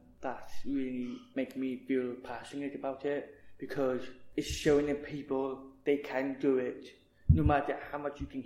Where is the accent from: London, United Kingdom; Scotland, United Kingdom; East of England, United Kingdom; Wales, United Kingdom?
Wales, United Kingdom; Cardiff; I'm from Cardiff. My parents from Pakistan